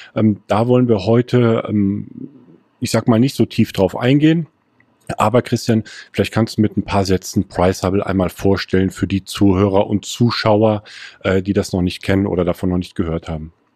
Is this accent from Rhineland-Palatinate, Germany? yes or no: no; Erftstadt, North Rhine-Westphalia, Germany; ich komme aus Erftstadt